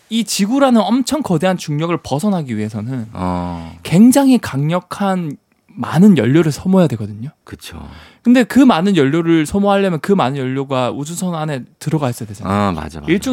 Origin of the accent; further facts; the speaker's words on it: Busan, South Korea; 제가 이제 고향이 부산인데